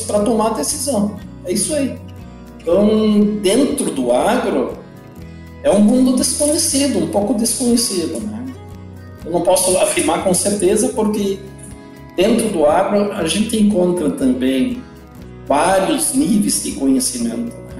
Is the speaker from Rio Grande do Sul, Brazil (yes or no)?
yes; Não-Me-Toque, Rio Grande do Sul, Brazil; eu nasci no interior do Brasil, interior do Rio Grande do Sul, no interior da cidade de Nometoque. Então eu sou filho de pequenos produtores